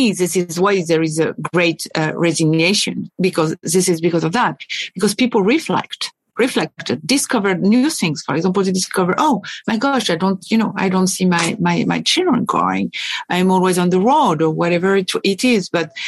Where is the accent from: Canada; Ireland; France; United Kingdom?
France; also born or lived in Paris / Boston; I was born and raised in France, both in Paris and at the countryside